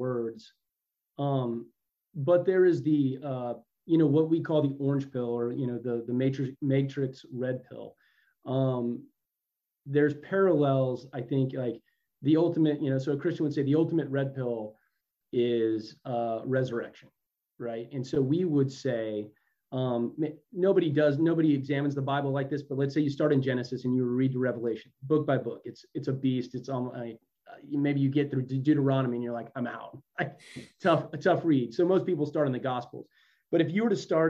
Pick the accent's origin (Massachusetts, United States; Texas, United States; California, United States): Texas, United States; I'm from Texas